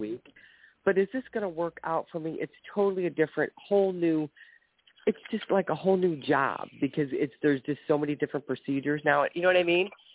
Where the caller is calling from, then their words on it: Ohio, United States; i'm calling from ohio